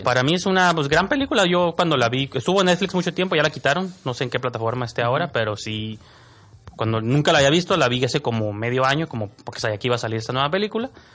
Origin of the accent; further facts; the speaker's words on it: Tijuana, Baja California, Mexico; nosotros como tijuanenses que vemos la serie, todos sus defectos, porque como somos de Tijuana